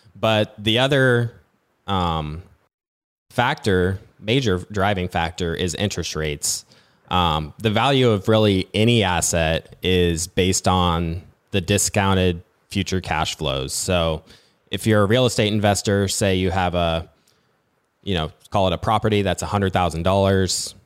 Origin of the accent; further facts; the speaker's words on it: Nebraska, United States; I'm from Nebraska